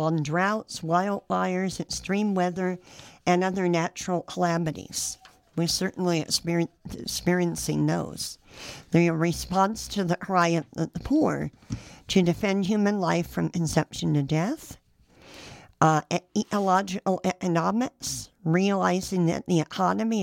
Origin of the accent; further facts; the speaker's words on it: San Jose, California, United States; now in Sacramento, United States; I grew up in San Jose